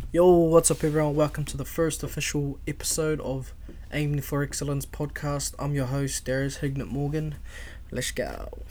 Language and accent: English; Auckland, New Zealand; I was born and raised in South Auckland, uh, Otara to be exact